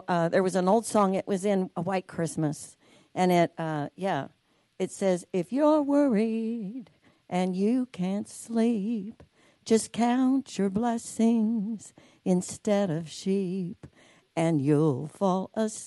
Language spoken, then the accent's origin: English; United States; I was born in America